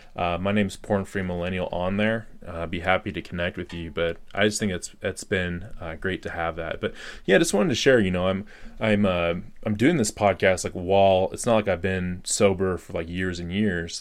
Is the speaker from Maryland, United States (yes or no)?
no; Colorado, United States; I just got back to my home state of Colorado in the U.S.